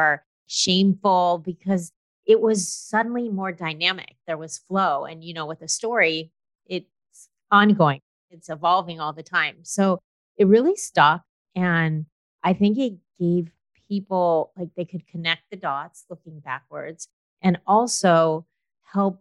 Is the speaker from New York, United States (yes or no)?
no; Los Angeles, California, United States; I grew up in Los Angeles